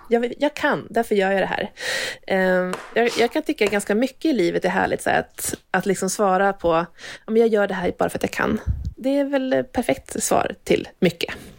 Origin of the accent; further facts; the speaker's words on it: Hälsingland, Gävleborg County, Sweden; jag kommer ju från Hälsingland från början